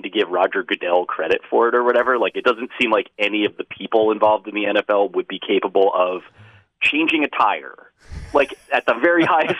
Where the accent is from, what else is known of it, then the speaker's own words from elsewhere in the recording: New Jersey, United States; moved away; near where I grew up in New Jersey